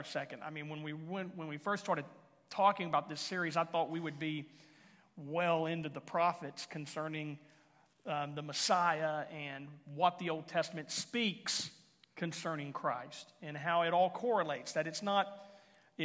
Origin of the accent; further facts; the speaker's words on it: Houston, Texas, United States; now in Henrietta, United States; I was raised in Houston